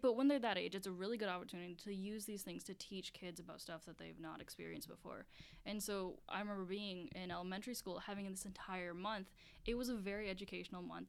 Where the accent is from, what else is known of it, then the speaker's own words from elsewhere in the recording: Baltimore, Maryland, United States; I'm from Baltimore